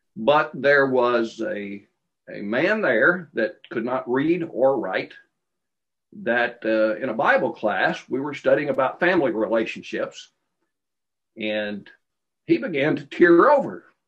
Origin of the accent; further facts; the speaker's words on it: Glasgow, Kentucky, United States; I was born in Glasgow, Kentucky, and um, I obeyed the gospel um, in a little congregation called Bearwallow, which was north of Glasgow, uh, when I was 12 years old